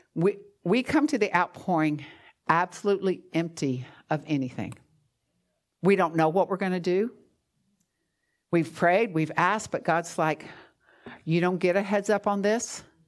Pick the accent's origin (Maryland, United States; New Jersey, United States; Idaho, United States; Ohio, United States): New Jersey, United States; moved away; I'm from New Jersey